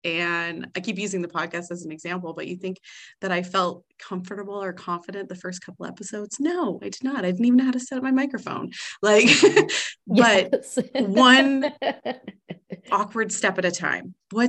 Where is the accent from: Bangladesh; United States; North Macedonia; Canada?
Canada; I mean, we're both Canadian, so we are so blessed in that.